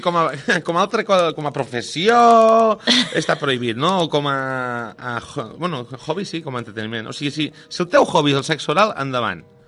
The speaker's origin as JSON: {"language": "Catalan", "town": "Lleida", "region": "Catalonia", "country": "Spain", "said": "jo sóc de Lleida"}